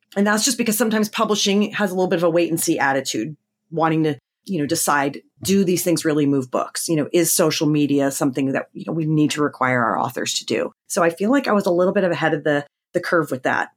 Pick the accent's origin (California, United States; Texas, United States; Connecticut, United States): Connecticut, United States; I grew up in Connecticut